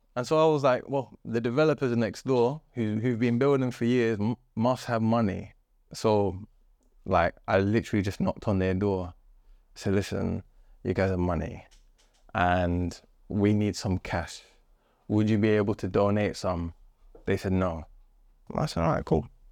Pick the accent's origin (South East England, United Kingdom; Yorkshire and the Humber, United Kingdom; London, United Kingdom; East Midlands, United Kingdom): London, United Kingdom; Wembley; also born or lived in Chalk Estate; I grew up with my formative years, my teenage years, um, next to a construction site in Wembley